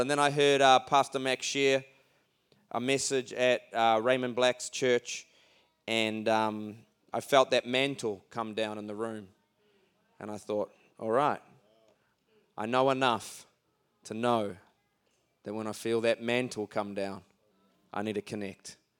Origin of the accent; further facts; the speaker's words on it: Auckland, New Zealand; we come all the way from Auckland. That's not Oakland, that's Auckland.